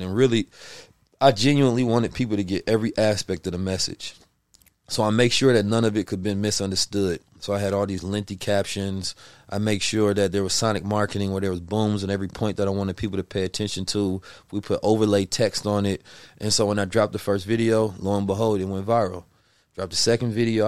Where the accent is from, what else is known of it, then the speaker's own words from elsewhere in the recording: Oakland, California, United States; also born or lived in Saint Louis, Missouri; I was born in Saint Louis, raised in Oakland, California.